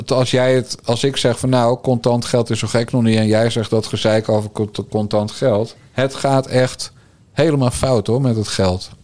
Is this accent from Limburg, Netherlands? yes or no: no; Bergambacht, South Holland, Netherlands; Ik ben een timmermanszoon uit Bergambacht.